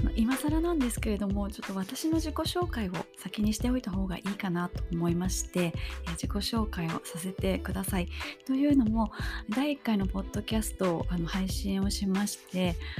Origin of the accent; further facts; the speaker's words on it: Kobe, Hyogo, Japan; 私出身があの神戸市須磨区というところなんですけれども